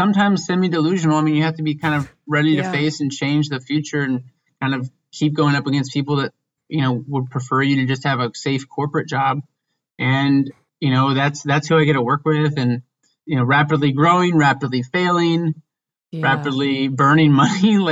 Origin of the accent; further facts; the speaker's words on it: Indiana, United States; now in Chicago, United States; I'm from Indiana